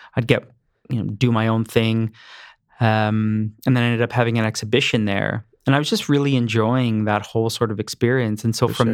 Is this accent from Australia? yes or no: no; Mississauga, Ontario, Canada; also born or lived in Cambridge, Ontario; I was born in Mississauga, Ontario. Okay. Um, we moved to Cambridge, Ontario in 87. I was 12